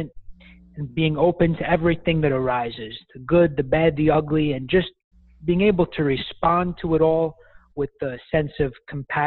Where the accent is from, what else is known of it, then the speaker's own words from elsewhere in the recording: New York City, New York, United States; accent: Brooklyn; I hail from Brooklyn, New York, and I currently live there now